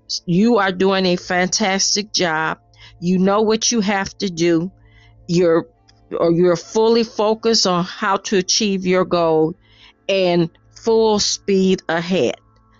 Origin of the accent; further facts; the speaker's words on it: Chicago, Illinois, United States; I'm from Chicago, Illinois, in the good old US